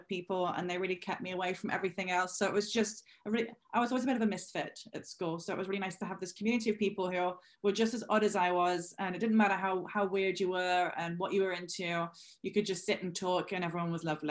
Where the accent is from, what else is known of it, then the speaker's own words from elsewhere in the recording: Newcastle upon Tyne, North East England, United Kingdom; accent: English; moved away as an adult; also born or lived in Algarve, Portugal; now in Ibiza, Spain; I'm originally from Newcastle, which is the very north of England, almost touching Scotland on the east coast.